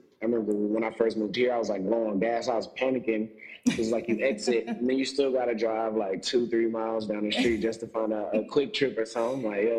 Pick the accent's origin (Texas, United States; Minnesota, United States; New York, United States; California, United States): Texas, United States; Houston; now in Dallas, United States; I'm originally from Houston, for the most part, but I had a military dad, so I moved around a lot growing up, but I lived in Houston the majority of my life